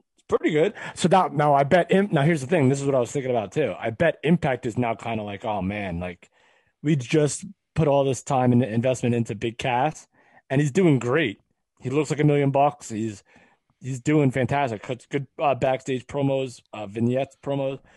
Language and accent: English; West Orange, New Jersey, United States; my hometown of West Orange, New Jersey